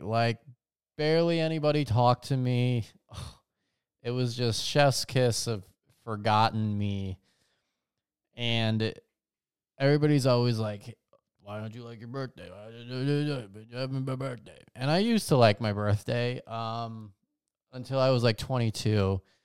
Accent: Las Vegas, Nevada, United States; growing up in Vegas

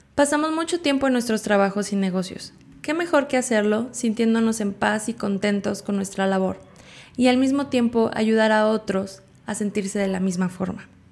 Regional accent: State of Mexico, Mexico; Nací en el Estado de México en una familia numerosa

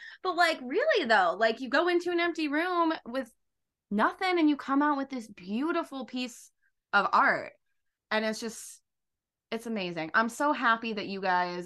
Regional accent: Derry, New Hampshire, United States; my hometown in Derry, New Hampshire

